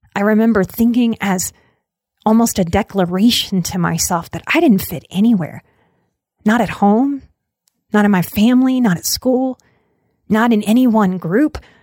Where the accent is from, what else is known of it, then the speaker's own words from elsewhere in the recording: New Orleans, Louisiana, United States; I am from New Orleans.